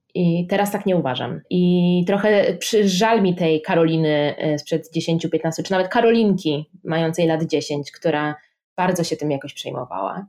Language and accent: Polish; Szczecin, West Pomeranian Voivodeship, Poland; moved away as an adult; also born or lived in Oxford, United Kingdom; now in Warsaw, Poland; jestem ze Szczecina